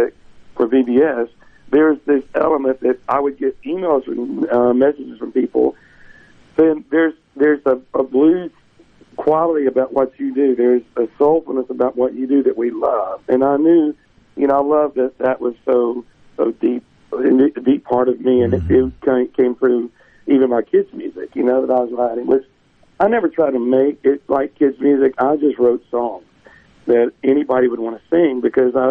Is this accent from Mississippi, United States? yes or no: yes; Mississippi Delta, United States; I was from the Delta.